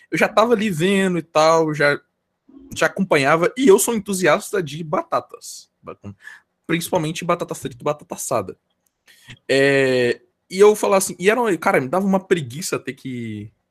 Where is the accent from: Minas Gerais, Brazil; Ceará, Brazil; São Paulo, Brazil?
Minas Gerais, Brazil; eu nem sou carioca e nem paulistano, eu sou, eu sou mineiro, tá ligado?